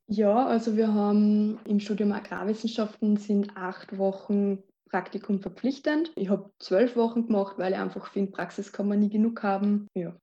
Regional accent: Lower Austria, Austria; moved away as an adult; now in Vienna, Austria; ich komme aus Niederösterreich.

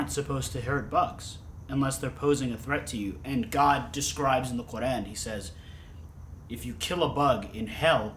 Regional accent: United States; "You're American, right?" And I'd be like, "Yes, I am."

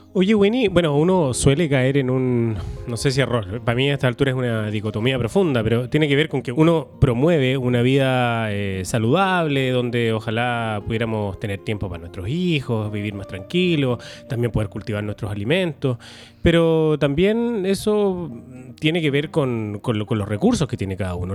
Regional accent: Valdivia, Los Ríos, Chile; moved away; also born or lived in Santiago; yo soy de Valdivia, volvimos a Valdivia a vivir después de que yo estuve cerca de 25 años en Santiago haciendo patria

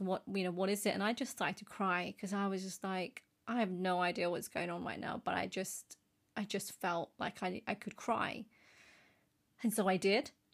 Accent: United Kingdom; as British Asians

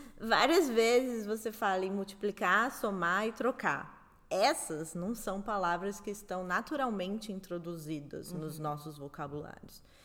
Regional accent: Southeast Brazil, Brazil; Eu sou do Sudeste

